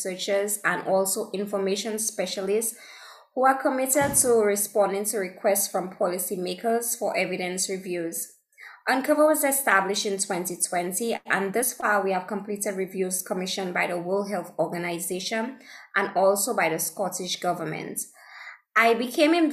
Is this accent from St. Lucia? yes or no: yes; St. Lucia; I am from St. Lucia, which is a small island in the Caribbean